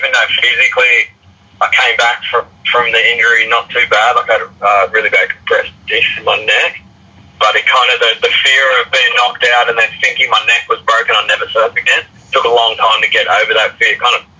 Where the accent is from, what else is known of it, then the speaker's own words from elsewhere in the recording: Sydney, New South Wales, Australia; I grew up here in Maroubra in Sydney